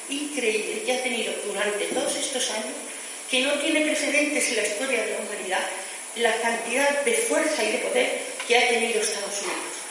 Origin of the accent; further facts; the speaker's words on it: Region of Murcia, Spain; also born or lived in Valencia, Spain; vino a mi casa cuando yo nací, que nací en Valencia. Después nos fuimos a vivir a Murcia, porque mi familia es de Murcia